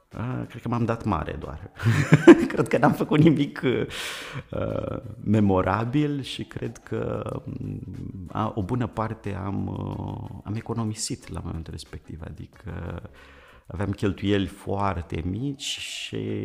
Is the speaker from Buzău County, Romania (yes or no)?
yes; Vadu Pașii, Buzău County, Romania; Eu sunt uh, născut în uh, satul Vadu Pașii de lângă Buzău